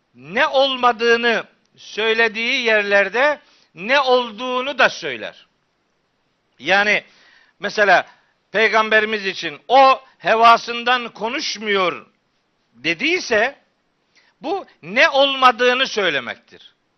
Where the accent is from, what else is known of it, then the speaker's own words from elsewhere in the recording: Çaykara, Trabzon, Turkey; moved away; also born or lived in Of; ben Çaykaralıyım